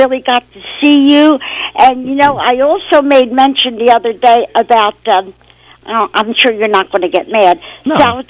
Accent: Philadelphia, Pennsylvania, United States; now in Cinnaminson, United States; I'm originally from South Philly.

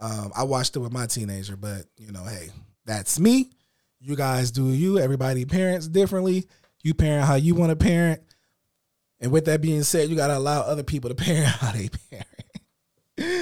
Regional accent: Illinois, United States; But I'm from the north. I'm from Illinois. I talk proper.

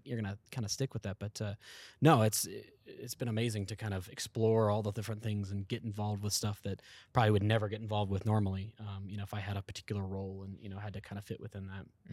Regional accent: East Coast, United States; I'm actually from the East Coast area, uh, Virginia and Georgia area

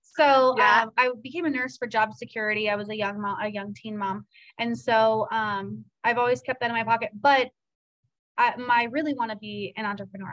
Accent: Seattle, Washington, United States; also born or lived in Virginia; now in Cedar Rapids, United States; I'm from Seattle, which is a home of coffee land

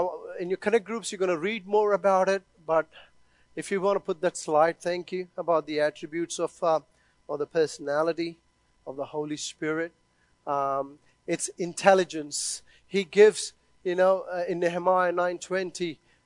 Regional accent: India; moved away; I was born and brought up in India

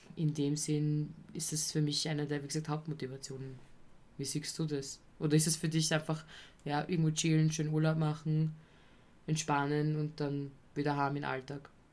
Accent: Vienna, Austria; als Wiener

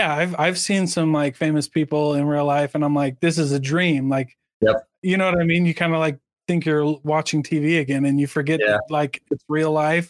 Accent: Iowa, United States; Like, I'm from Iowa.

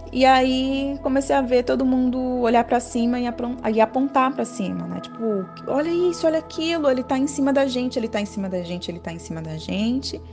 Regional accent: Piauí, Brazil; now in São Paulo, Brazil; eu moro na capital de São Paulo atualmente mas eu sou piauiense, minha família toda é de lá.

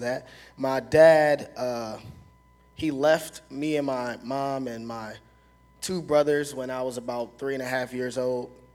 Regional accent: Philadelphia, Pennsylvania, United States; also born or lived in Watertown, New York; I'm from North Philly, so it's like very violent.

